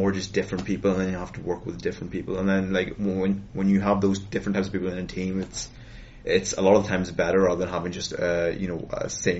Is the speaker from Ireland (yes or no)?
yes; Ireland; So I'm from Ireland.